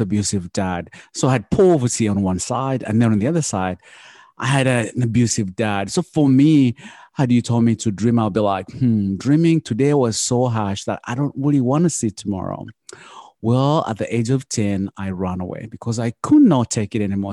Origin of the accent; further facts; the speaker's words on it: Uganda; now in United States; I come from Uganda and I grew up the poor of the poorest